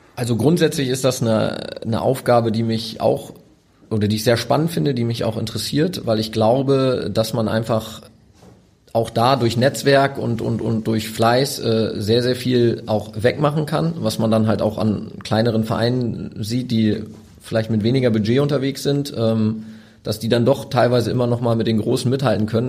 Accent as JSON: {"language": "German", "town": "Osnabrück", "region": "Lower Saxony", "country": "Germany", "tie": "born or raised there", "moved": "yes", "lives_now": "Hamburg, Germany", "said": "ich bin in Osnabrück geboren. Ähm, das ist für mich noch Heimat"}